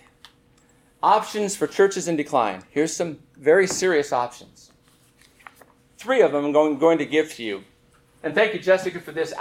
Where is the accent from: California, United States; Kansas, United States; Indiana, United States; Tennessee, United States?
California, United States; Southern; I grew up in Southern California